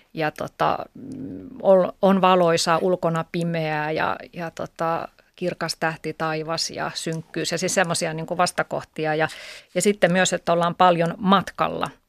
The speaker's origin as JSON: {"language": "Finnish", "town": "Kangasala", "region": "Pirkanmaa", "country": "Finland", "moved": "yes", "said": "olen Kangasalta kotoisin"}